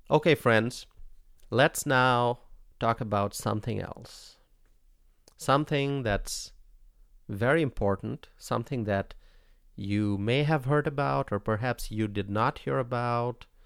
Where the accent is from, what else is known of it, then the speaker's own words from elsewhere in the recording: United States; As an American